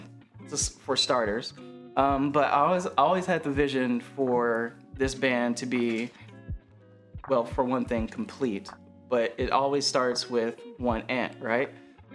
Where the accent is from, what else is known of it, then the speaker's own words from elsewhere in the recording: Memphis, Tennessee, United States; also born or lived in Philadelphia, Pennsylvania; now in Mississippi, United States; But originally, I'm from Memphis.